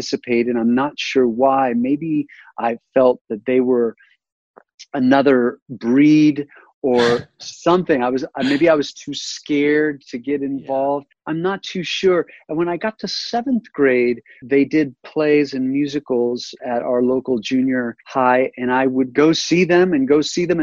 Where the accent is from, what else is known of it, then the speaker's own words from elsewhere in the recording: Thousand Oaks, California, United States; moved away as an adult; also born or lived in New York; now in Colorado, United States; I grew up in Thousand Oaks, California